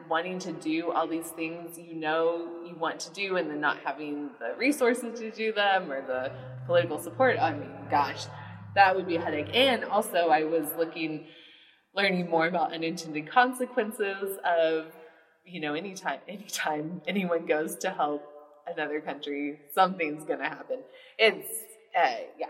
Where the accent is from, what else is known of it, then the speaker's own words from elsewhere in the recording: United States; as an American